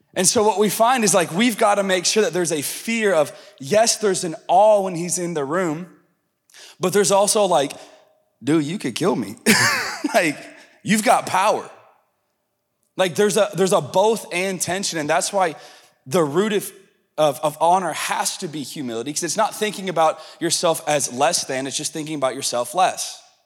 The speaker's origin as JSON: {"language": "English", "region": "the South", "country": "United States", "said": "I'm from the South and I'm a little Pentecostal"}